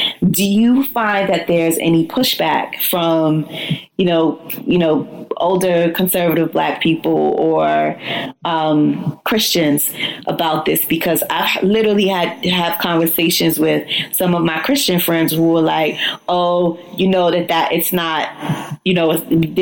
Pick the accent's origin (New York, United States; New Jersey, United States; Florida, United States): New York, United States; New York City; I'm a New Yorker until